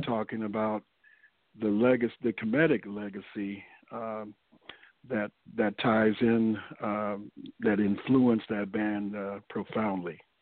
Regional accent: St. Louis, Missouri, United States; moved away as an adult; now in Los Angeles, United States; originally, I'm from St. Louis, Missouri. I relocated to Los Angeles in uh, 1983.

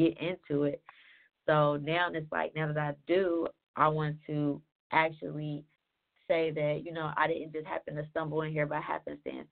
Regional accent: Cincinnati, Ohio, United States; now in Atlanta, United States; I'm originally from Ohio, Cincinnati, that is. And I've been in Atlanta for 7 years now

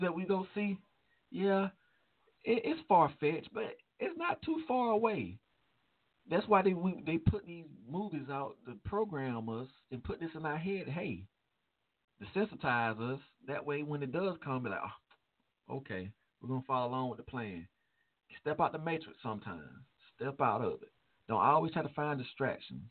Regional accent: Chicago, Illinois, United States; my hometown, Chicago

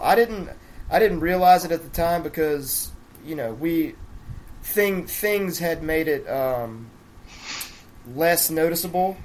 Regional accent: near Biloxi, Mississippi Gulf Coast, United States; born or raised there

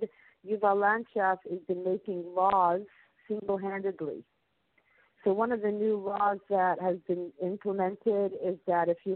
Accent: United States; now in Israel; I'm also an American citizen. I'm from America.

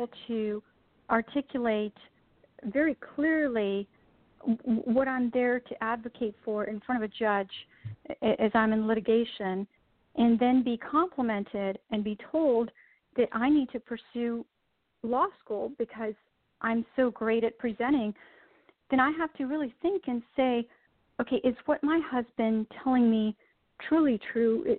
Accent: India; moved away; I was born and raised in India

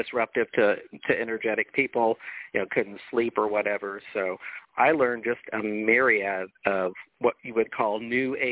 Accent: Jacksonville, Florida, United States; moved away; also born or lived in Colorado; I was born and raised here in Jacksonville, but my parents divorced, and when my mom and stepdad married, they bought a dude ranch in the mountains of Colorado

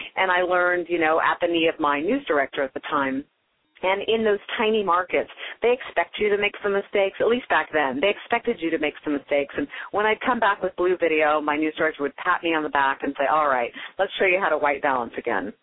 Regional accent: Carmichael, California, United States; also born or lived in Oakland, California / Denver, Colorado; I grew up in Carmichael, right near like Mercy San Juan Hospital. Um, I was originally born in Oakland, so I am a California girl, born in Oakland

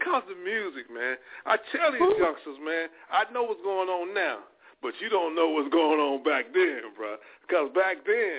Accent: Monroe, Louisiana, United States; also born or lived in Michigan; now in Washington State, United States; I was born and raised in Monroe, Louisiana. I was born in Michigan, and I was raised in Louisiana, and I reside right now in Washington State.

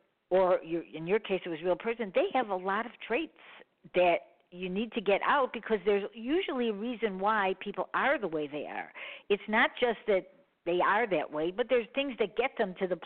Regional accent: Chicago, Illinois, United States; I'm from Chicago.

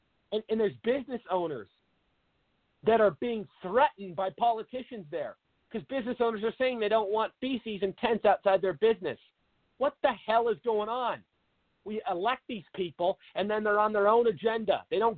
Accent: Seattle, Washington, United States; moved away as an adult; now in Arizona, United States; everybody knows I'm from Seattle. I grew up there, moved down to Arizona about 8 years ago.

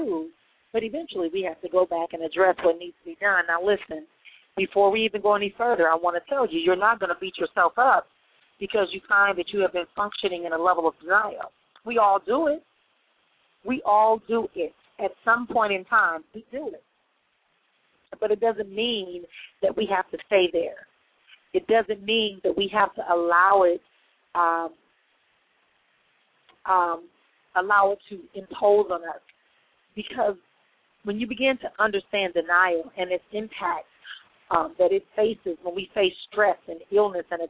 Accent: Milwaukee, Wisconsin, United States; moved away; making my move back to my hometown of Milwaukee, Wisconsin, official

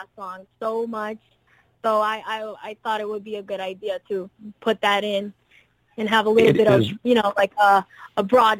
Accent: France; English is a second language; also born or lived in Brazil; Well, I'm Brazilian, so I was born in Brazil, but I was raised in France, and I've lived in different places all my life, so I know different cultures.

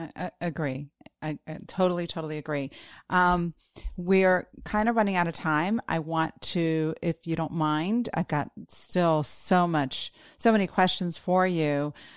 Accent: Florida, United States; I'm from Florida

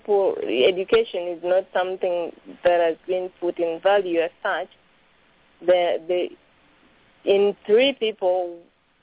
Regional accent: Tororo, Eastern Region, Uganda; I come from eastern Uganda, bordering Kenya. I come from Tororo.

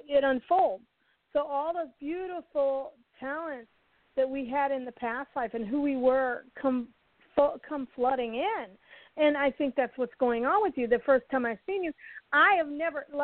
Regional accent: St. Louis, Missouri, United States; I grew up in St. Louis and I grew up around, you know, … and all these great musicians

